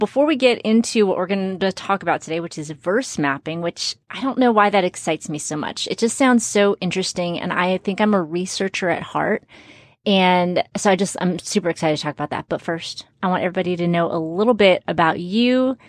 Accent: Brownsville, Texas, United States; also born or lived in Chicago; When we moved, when I lived in Chicago when I was little, we moved to South Texas. So if you picture Texas, the very bottom point is a city called Brownsville. That's where we moved to.

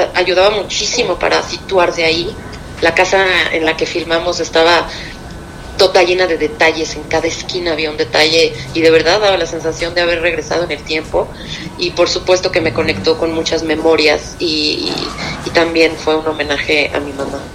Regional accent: Mexico; soy una actriz mexicana

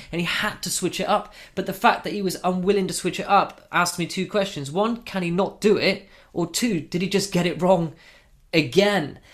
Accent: England, United Kingdom; we're all English

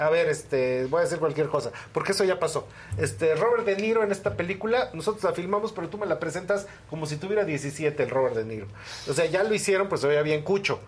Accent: Mexico; para nosotros como mexicanos

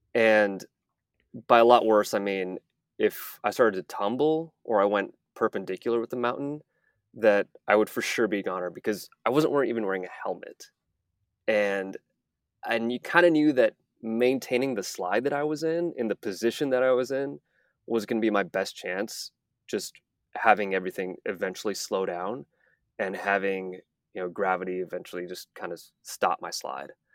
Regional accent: Texas, United States; moved away as an adult; also born or lived in Malibu, California; I, I grew up in Texas

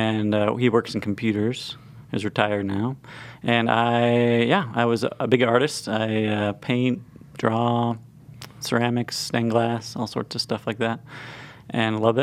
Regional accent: Bloomington, Indiana, United States; I'm a Hoosier boy. I grew up in Bloomington

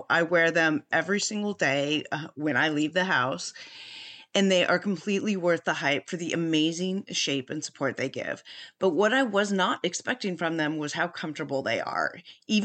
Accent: San Francisco Bay Area, California, United States; I am also from the San Francisco Bay Area

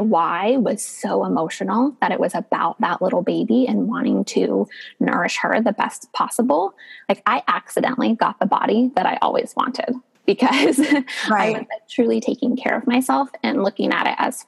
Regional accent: Northern California, United States; I grew up in Northern California

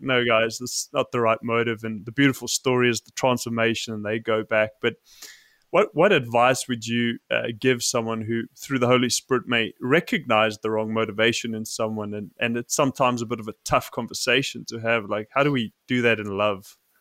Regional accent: South Africa; I grew up in South Africa

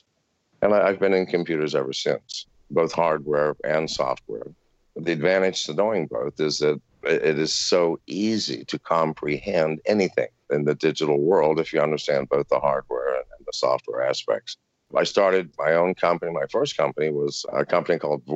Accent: Virginia, United States; also born or lived in England; I was raised in Virginia, a lovely, lovely part of America.

